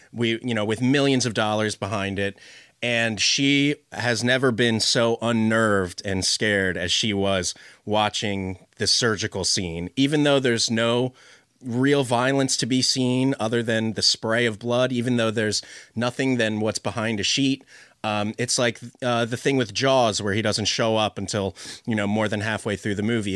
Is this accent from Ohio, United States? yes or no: no; Philadelphia, Pennsylvania, United States; am from the U.S. I'm from Philadelphia.